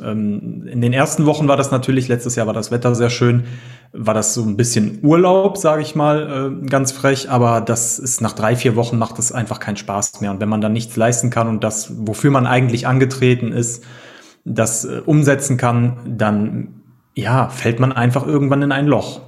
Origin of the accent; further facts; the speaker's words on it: near Düsseldorf-Cologne, North Rhine-Westphalia, Germany; Wir sind äh, Rheinländer, wie man so schön im Rheinland sagt. und äh, wir kommen hier aus der Nähe oder äh, Umgebung Düsseldorf-Köln.